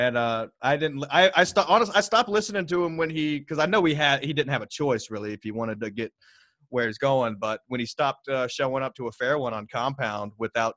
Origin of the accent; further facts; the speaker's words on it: Texas, United States; also born or lived in Alaska; I was from Texas